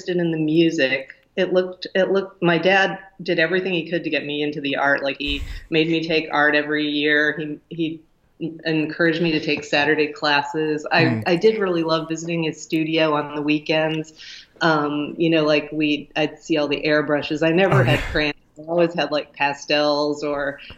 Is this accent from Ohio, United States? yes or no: yes; Lima, Ohio, United States; my hometown, Lima, Ohio. We moved to Lima when I was about 6.